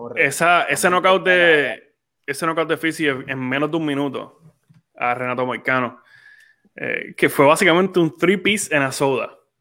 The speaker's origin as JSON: {"language": "Spanish", "country": "Puerto Rico"}